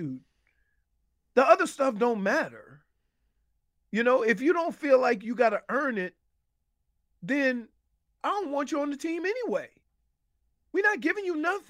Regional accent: New Orleans, Louisiana, United States; moved away as an adult; I was from New Orleans. Me and Ward were the first two people recruited out of New Orleans.

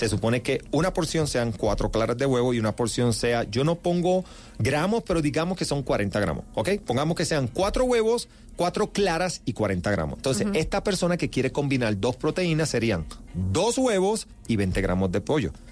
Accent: Ponce, Puerto Rico; Yo soy de Ponce, Puerto Rico.

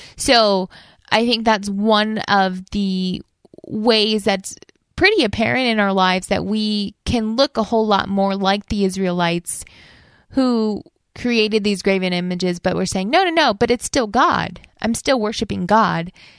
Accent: United States; our values as an American with our values as a Christian

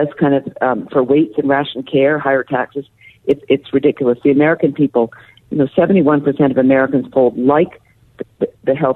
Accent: Canada; I'm Canadian

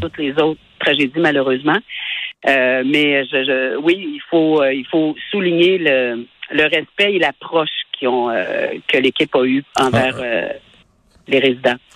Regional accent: Lac-Mégantic or the region, Quebec, Canada; on est de Mégantic ou de la région

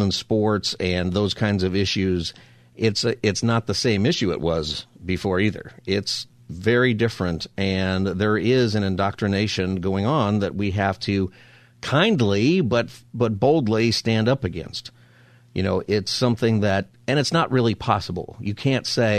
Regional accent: Palmdale, California, United States; also born or lived in Upland, California; I grew up in Palmdale

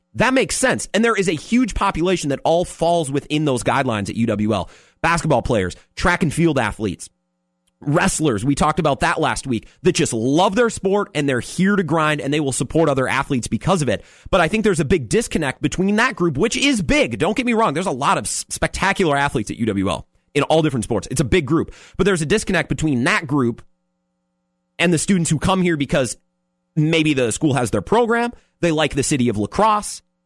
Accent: Menomonie, Wisconsin, United States; now in La Crosse, United States; I'm from Menominee.

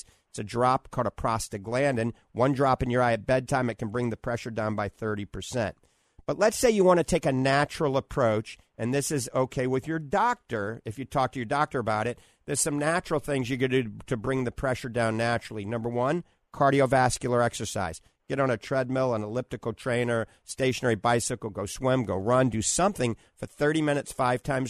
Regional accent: New Orleans, Louisiana, United States; now in The Villages, United States; I grew up in New Orleans

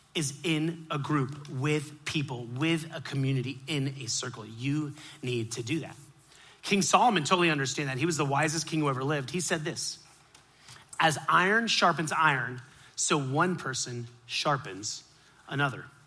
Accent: Miami, Florida, United States; I grew up in Miami

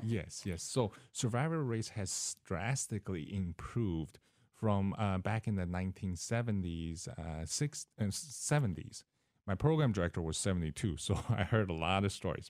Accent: Seattle, Washington, United States; moved away as an adult; also born or lived in California / Mississippi / Florida; now in Decatur, United States; I started, uh, in Seattle, Washington. That's where my parents are

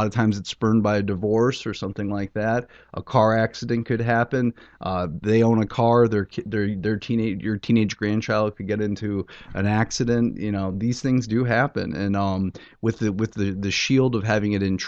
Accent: New England, United States; moved away as an adult; also born or lived in Michigan / Arizona; now in Brooklyn, United States; I was born in Michigan, grew up in New England, went to college in Arizona, and back in New England again

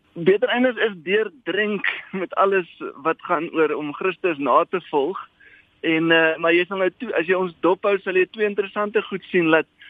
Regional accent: South Africa; also born or lived in Johannesburg; as 'n Afrikaner

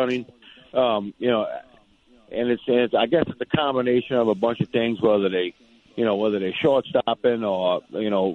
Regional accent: Louisiana, United States; We're in Louisiana. You know what I mean? I'm from Louisiana.

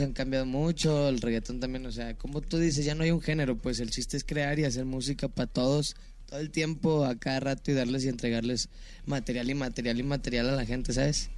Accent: Mexico; nosotros como mexicanos

